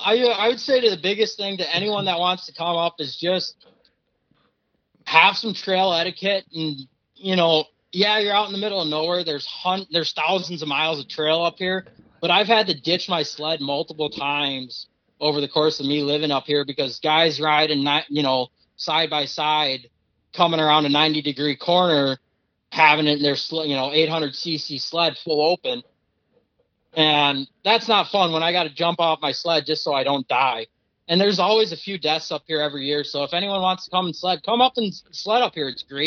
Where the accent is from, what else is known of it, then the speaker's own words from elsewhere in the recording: Wisconsin, United States; also born or lived in Upper Peninsula, Michigan; now in Upper Peninsula of Michigan, United States; I grew up in Wisconsin.